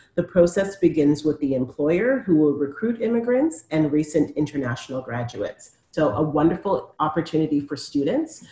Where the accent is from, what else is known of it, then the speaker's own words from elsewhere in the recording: Toronto, Ontario, Canada; I'm born and raised in Toronto